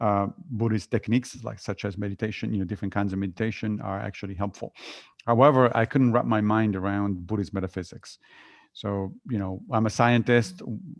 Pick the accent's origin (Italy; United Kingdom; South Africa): Italy; So I grew up within a religion. I grew up Catholic in Italy, but I left the religion when I was in high school because lots of things didn't make any sense.